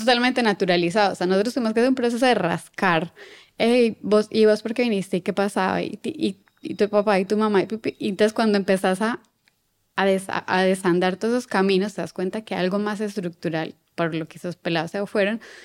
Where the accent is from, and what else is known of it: Colombia; moved away as an adult; now in Buenos Aires, Argentina